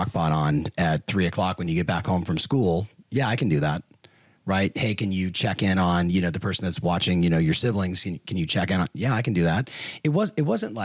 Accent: Southern California, United States; I was growing up in Southern California

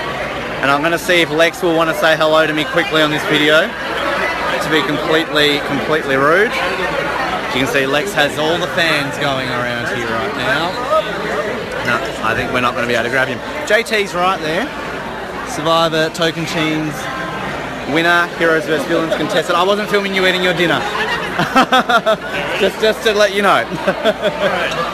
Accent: Tasmania, Australia; I'm from Tasmania.

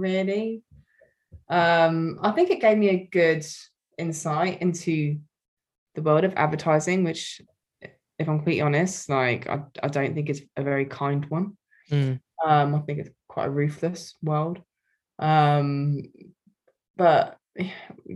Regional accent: Wokingham, South East England, United Kingdom; a local marketing agency in my hometown, Wokingham

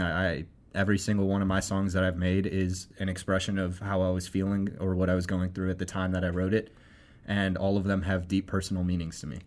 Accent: Akron, Ohio, United States; I grew up in Akron

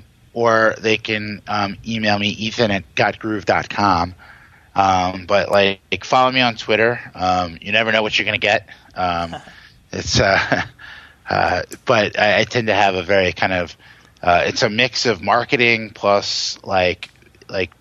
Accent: Hagerstown, Maryland, United States; I grew up in Hagerstown in Western Maryland

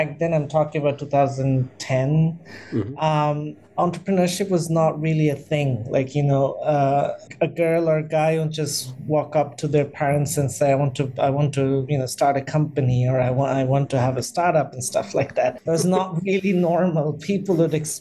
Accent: Dhaka, Dhaka Division, Bangladesh; So I was born in Bangladesh in the capital, Dhaka, which is probably one of the most populous city in the world. And yes, I my schooling, my university, everything happened in Dhaka.

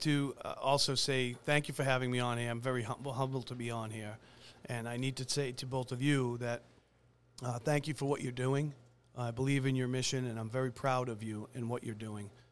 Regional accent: Braintree, Massachusetts, United States; I'm was born and raised in Braintree myself

